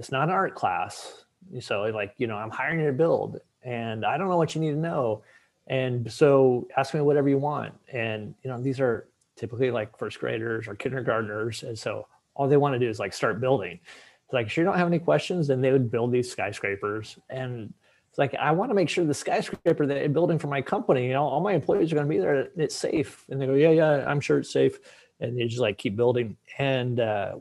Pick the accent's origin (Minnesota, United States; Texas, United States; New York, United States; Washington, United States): Washington, United States; Seattle; moved away as an adult; now in Boston, United States; I'm from Seattle originally. You and I are both in Boston now